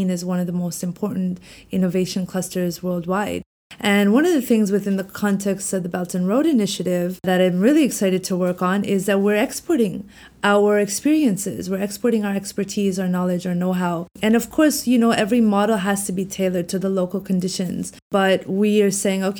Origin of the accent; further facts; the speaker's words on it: Canada; moved away as an adult; also born or lived in Washington, D.C.; now in Beijing, China; I'm Canadian, Pakistani descent. So I was born in Canada, but my parents are Pakistani. So I was very much grew up in a Pakistani home. But I went to school in Canada.